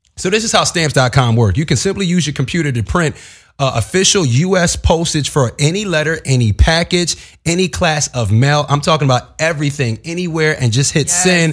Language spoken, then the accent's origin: English; East Coast, United States; moved away; also born or lived in Philadelphia; I'm from the East Coast